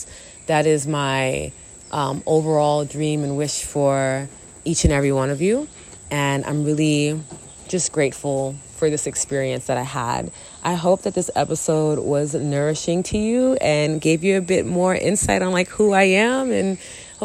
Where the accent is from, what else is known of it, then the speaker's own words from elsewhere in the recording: New York City, New York, United States; also born or lived in Long Island, New York; I'm a New York City chick. I was born in the Bronx, grew up in Queens and Long Island and Harlem.